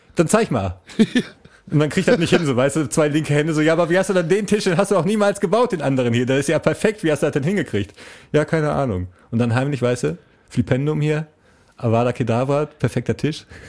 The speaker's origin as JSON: {"language": "German", "town": "Essen", "region": "North Rhine-Westphalia", "country": "Germany", "accent": "Ruhrpott (Ruhr German)", "said": "Ich bin ein Essener Jung"}